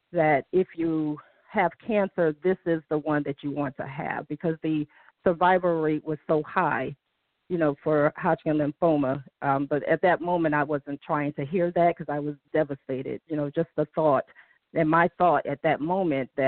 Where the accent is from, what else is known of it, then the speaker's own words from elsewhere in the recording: Detroit, Michigan, United States; I'm from Detroit.